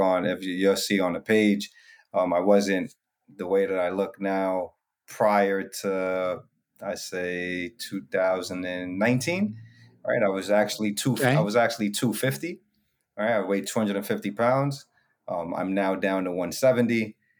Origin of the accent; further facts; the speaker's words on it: New York City, New York, United States; I'm from the Bronx, New York